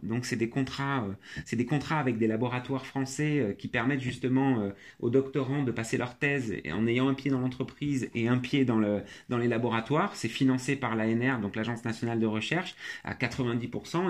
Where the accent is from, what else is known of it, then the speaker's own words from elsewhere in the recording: France; j'ai été élevé en France